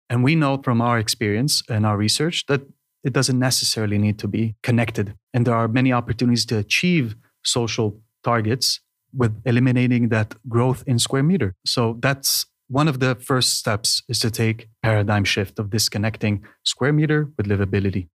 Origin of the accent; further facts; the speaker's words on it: Israel; moved away as an adult; now in Denmark; originally from Israel